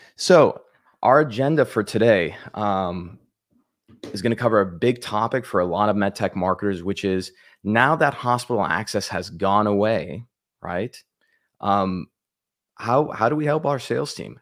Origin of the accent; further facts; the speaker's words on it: El Paso, Texas, United States; now in Southern California, United States; my hometown of El Paso, Texas